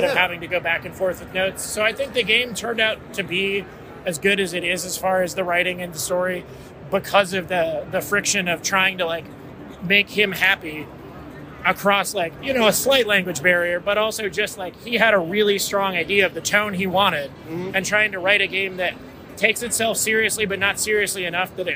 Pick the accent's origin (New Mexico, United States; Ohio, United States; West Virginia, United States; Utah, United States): New Mexico, United States; I'm from New Mexico.